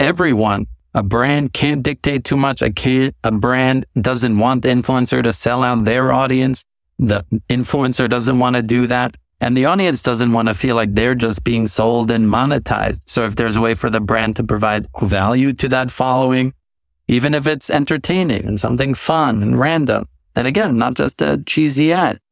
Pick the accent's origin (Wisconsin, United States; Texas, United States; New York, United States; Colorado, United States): New York, United States; growing up in New York, watching M T V